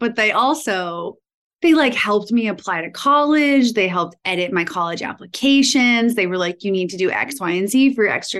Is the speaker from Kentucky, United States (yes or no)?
no; East Longmeadow, Massachusetts, United States; I'm from East Long Meadow, and which, you know, very close to Northampton, very different cultural environment.